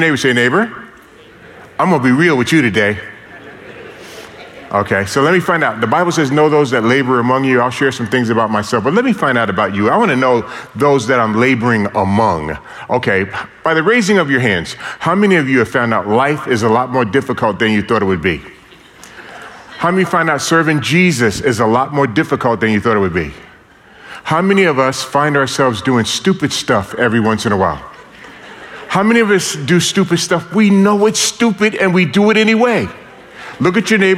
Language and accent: English; New York City, New York, United States; born and raised in New York City, I grew up in a very dysfunctional family.